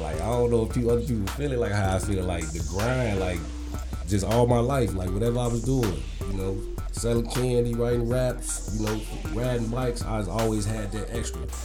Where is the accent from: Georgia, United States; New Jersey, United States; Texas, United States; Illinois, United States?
Illinois, United States; Chicago; I come from Chicago